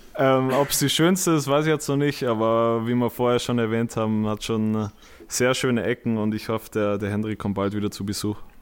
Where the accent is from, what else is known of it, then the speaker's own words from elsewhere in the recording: home village near Munich, Bavaria, Germany; moved away as an adult; now in Essen, Germany; meinem Heimatdorf